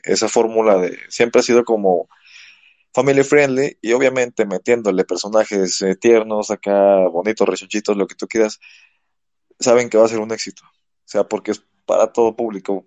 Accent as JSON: {"language": "Spanish", "country": "Mexico", "said": "como mexicanos"}